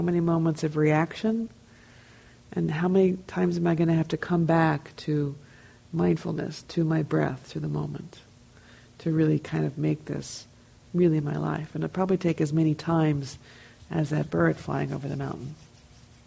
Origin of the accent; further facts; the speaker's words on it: New Jersey, United States; I'm from New Jersey